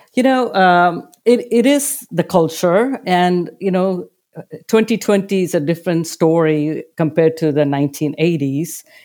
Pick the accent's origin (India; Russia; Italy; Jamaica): India; moved away; Growing up in India, I led a very privileged life